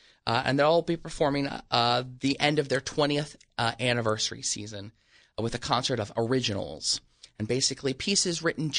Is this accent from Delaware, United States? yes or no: yes; Wilmington, Delaware, United States; Born and raised, Wilmington, Delaware.